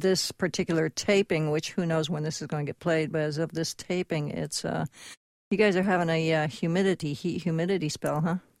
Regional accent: Connecticut, United States; now in Southern California, United States; I grew up in Connecticut

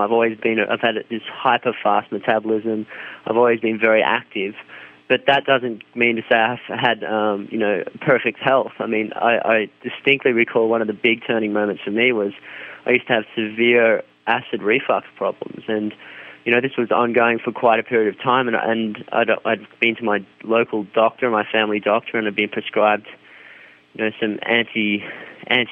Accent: Australia; growing up in Australia

